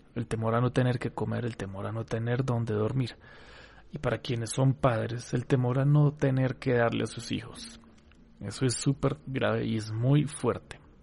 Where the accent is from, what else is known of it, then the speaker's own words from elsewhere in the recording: Colombia; acá en Colombia, en mi país